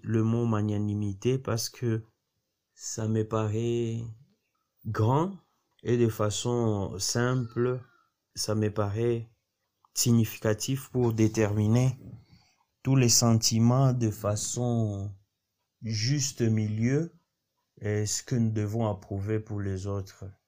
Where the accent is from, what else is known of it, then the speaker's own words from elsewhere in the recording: DR Congo; now in Bujumbura, Burundi; je suis congolais de la République démocratique du Congo. Maintenant, je suis à Bujumbura, au Burundi.